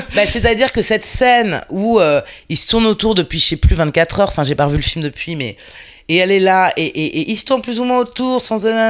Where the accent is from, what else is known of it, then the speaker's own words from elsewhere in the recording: Paris, Île-de-France, France; je suis une parisienne, une vraie de vraie